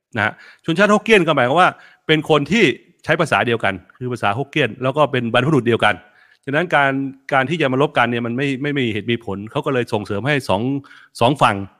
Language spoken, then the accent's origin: Thai; Thailand; ไทยเชื้อสายจีน